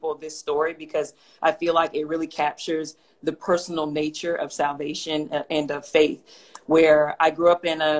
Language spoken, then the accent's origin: English; Atlanta, Georgia, United States; moved away as an adult; also born or lived in Houston, Texas; now in Phoenix, United States; I was originally born and raised in Atlanta, Georgia, spent most of my life there, and then I moved to Houston for law school